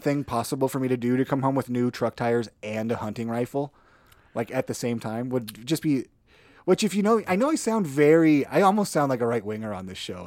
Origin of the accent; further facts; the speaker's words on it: northern Minnesota, United States; moved away; also born or lived in Idaho; I'm originally from northern Minnesota